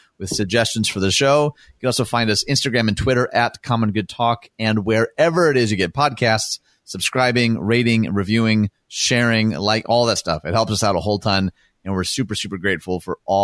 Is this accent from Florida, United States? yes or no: no; Michigan, United States; moved away; This is in my home state of Michigan.